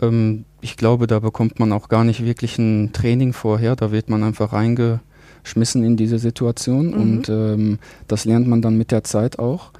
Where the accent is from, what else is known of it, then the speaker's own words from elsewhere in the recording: Germany; now in Geneva, Switzerland; als Deutscher